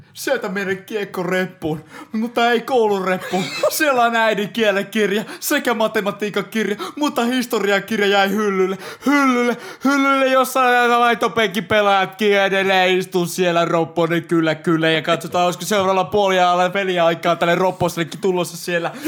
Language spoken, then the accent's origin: Finnish; Joensuu, North Karelia, Finland; mä oon Joensuusta